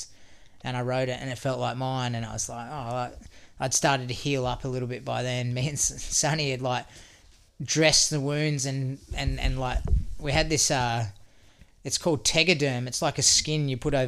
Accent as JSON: {"language": "English", "country": "Australia", "said": "I'm Aussie"}